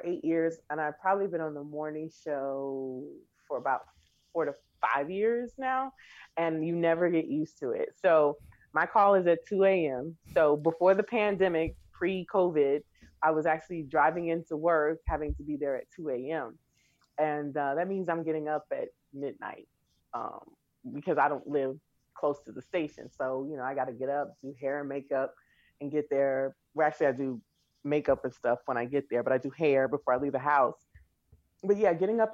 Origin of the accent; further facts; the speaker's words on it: Chicago, Illinois, United States; Chicago is home. I grew up on the South Side in Beverly